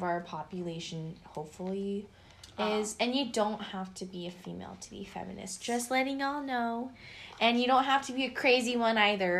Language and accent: English; Seattle, Washington, United States; from downtown Seattle